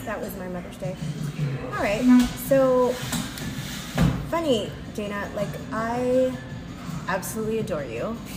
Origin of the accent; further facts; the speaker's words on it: Mississauga, Ontario, Canada; my hometown Mississauga folk